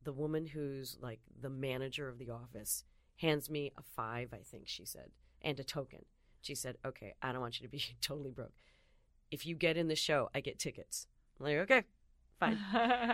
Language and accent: English; Sylvania, Ohio, United States; also born or lived in Detroit, Michigan; I was raised in Sylvania, Toledo.